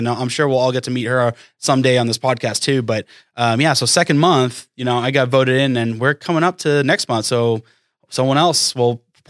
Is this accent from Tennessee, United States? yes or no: no; Massachusetts, United States; also born or lived in Florida; now in Tulsa, United States; I'm originally from Massachusetts, lived there, moved down to Florida.